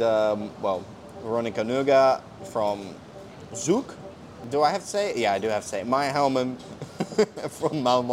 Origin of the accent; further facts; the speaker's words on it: United Kingdom; accent: British; also born or lived in Slovakia; As you can tell by my accent, I am very British